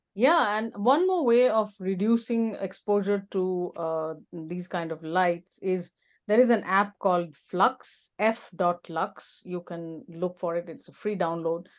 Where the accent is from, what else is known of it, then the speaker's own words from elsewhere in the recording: India; now in Alberta, Canada; I'm originally from India, which is a tropical country.